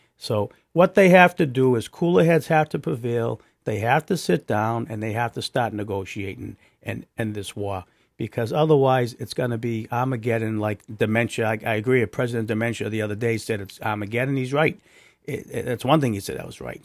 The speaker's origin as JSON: {"language": "English", "country": "United States"}